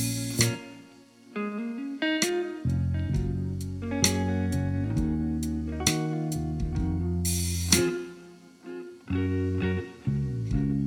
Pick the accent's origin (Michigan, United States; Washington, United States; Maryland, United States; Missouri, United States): Washington, United States; Spokane; moved away; Spokane, Washington, my hometown.